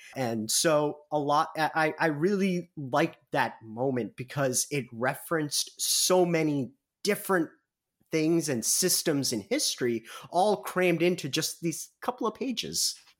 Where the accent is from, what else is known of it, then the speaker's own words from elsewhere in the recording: Midwest, United States; accent: heavy Midwestern; by my accent, by my very heavy Midwestern accent